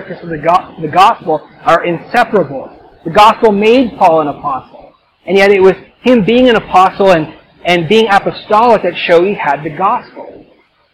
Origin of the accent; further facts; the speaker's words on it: Canada; I'm Canadian